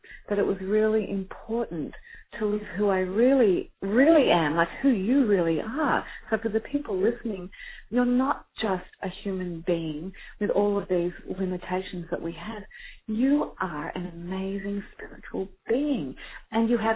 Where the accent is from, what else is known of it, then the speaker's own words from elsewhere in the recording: Australia; I am Australian